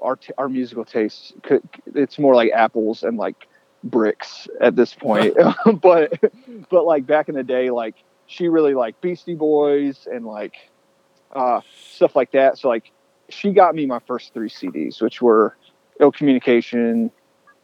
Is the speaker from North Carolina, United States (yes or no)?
yes; Smithfield, North Carolina, United States; I grew up in Smithfield.